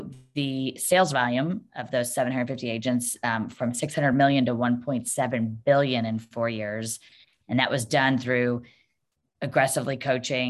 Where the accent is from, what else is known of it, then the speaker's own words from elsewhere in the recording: Cleveland, Ohio, United States; I am in Cleveland, Ohio, born and raised